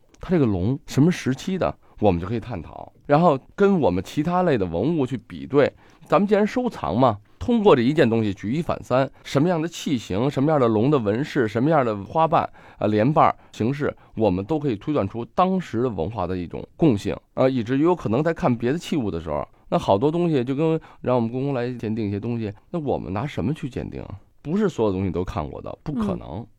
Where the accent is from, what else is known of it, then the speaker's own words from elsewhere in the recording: China; 当然说了，咱们作为中国人啊，我宁可战死，不会被屈辱。